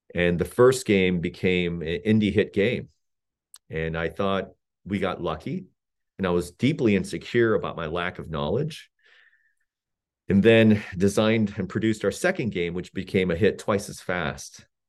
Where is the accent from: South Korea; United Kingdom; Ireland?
South Korea; moved away; I grew up in South Korea of incredibly modest means